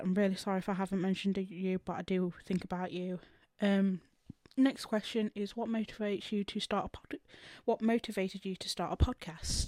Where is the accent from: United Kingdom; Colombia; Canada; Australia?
United Kingdom; England; I'm from England